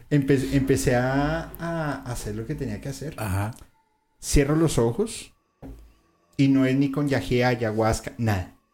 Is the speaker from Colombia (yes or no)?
yes; Colombia; como somos los colombianos